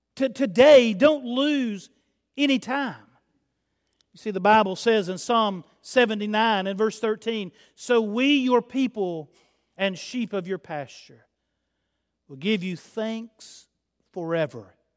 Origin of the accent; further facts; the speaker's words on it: Chattanooga, Tennessee, United States; I'm from Chattanooga